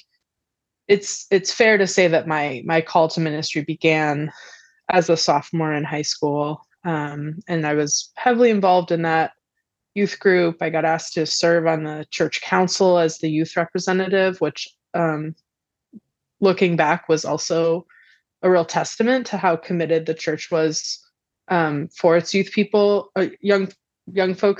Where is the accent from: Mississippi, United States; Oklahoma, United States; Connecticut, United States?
Connecticut, United States; central; I grew up on a farm in central Connecticut, in a farming and construction family